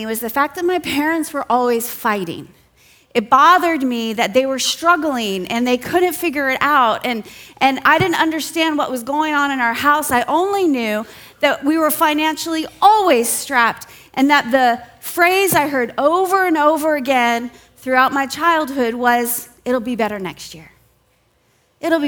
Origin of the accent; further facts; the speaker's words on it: Southern California, United States; I grew up in Southern California